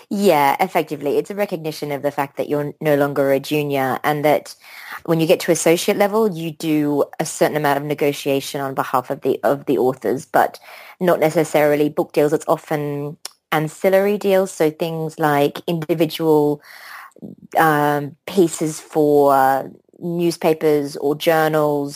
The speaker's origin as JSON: {"language": "English", "country": "Australia", "tie": "born or raised there", "also_born_or_lived": "London", "moved": "as an adult", "said": "I grew up in Australia"}